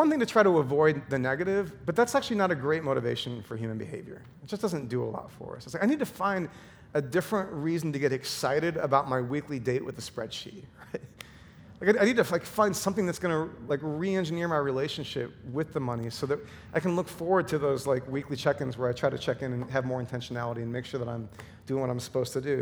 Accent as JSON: {"language": "English", "region": "Midwest", "country": "United States", "tie": "born or raised there", "said": "I grew up in the Midwest"}